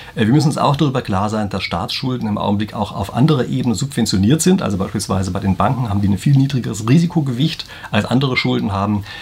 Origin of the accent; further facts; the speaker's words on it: Germany; bei uns in Deutschland